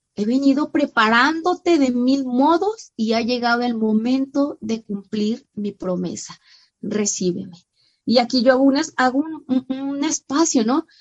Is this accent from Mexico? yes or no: yes; San Luis Potosí, Mexico; nacida en mi tierra, San Luis Potosí